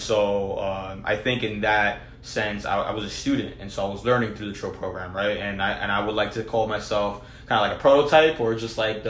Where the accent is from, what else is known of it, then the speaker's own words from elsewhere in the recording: New Jersey, United States; I was born and raised in New Jersey